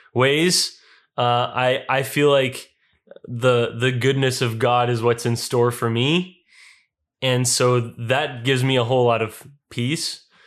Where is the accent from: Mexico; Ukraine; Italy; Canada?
Canada; Winnipeg, Manitoba; I attended Gospel Mennonite Church and Winnipeg Mennonite Elementary School and Mennonite Brethren Collegiate Institute and Canadian Mennonite University